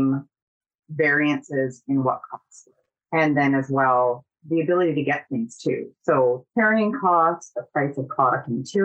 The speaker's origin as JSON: {"language": "English", "town": "Kenora", "region": "Ontario", "country": "Canada", "tie": "born or raised there", "moved": "yes", "lives_now": "Calgary, Canada", "said": "I'm from Northern Ontario. I was born and raised on the lake"}